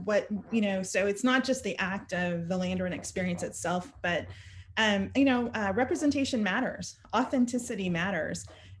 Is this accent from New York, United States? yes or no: no; Norman, Oklahoma, United States; I grew up here in Oklahoma attending elementary schools in Norman.